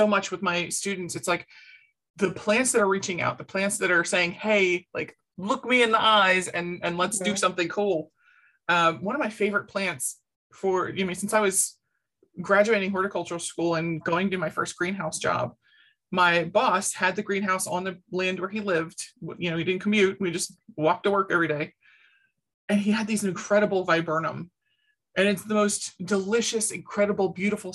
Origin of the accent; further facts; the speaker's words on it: Baltimore, Maryland, United States; moved away; I was born and raised in Baltimore